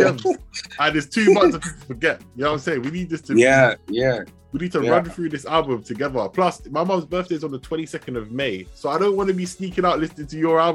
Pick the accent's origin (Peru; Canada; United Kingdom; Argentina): United Kingdom; also born or lived in Ibadan, Nigeria (ancestry); I'm British born.